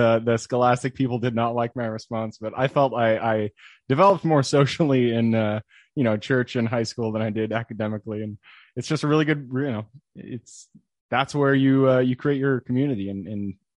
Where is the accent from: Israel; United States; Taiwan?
United States; Enumclaw, Washington; So I'm from Washington, sunny Seattle. I'm actually from a little town called Enumclaw, which, you know, if you're not from here, you haven't heard of it, but it's about 45 minutes southeast of Seattle.